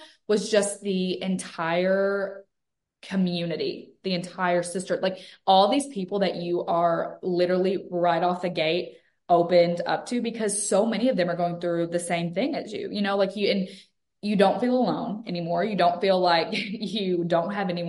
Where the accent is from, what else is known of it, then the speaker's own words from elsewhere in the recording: Western Kentucky, United States; moved away as an adult; now in Mississippi, United States; I'm actually from a real small town in Western Kentucky